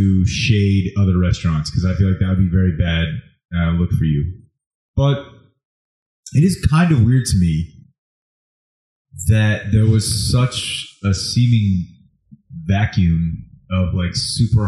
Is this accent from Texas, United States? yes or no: yes; Texas, United States; We're from Texas